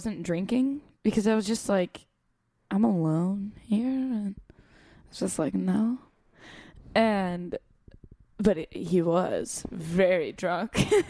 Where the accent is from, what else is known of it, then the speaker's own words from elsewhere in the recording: Los Angeles, California, United States; accent: American; I'm from LA, whatever. And somehow he didn't understand that I still live there, despite my clear American accent